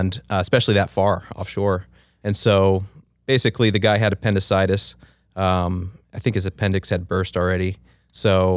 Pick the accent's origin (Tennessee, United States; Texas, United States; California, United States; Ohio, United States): California, United States; Southern; I grew up in Southern California